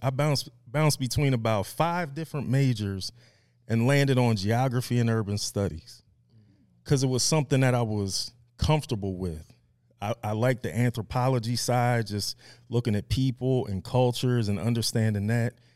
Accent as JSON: {"language": "English", "town": "Media", "region": "Pennsylvania", "country": "United States", "tie": "born or raised there", "said": "I was born and raised in Media, Pennsylvania"}